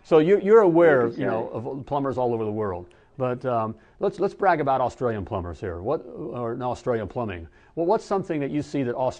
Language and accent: English; United States; I'm from the States. So, you know, I'm proud to be an American